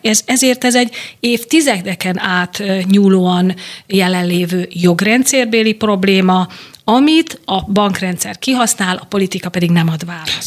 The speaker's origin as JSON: {"language": "Hungarian", "town": "Veszprém", "region": "Veszprém County", "country": "Hungary", "tie": "born or raised there", "said": "a szülővárosomban megméretem magam"}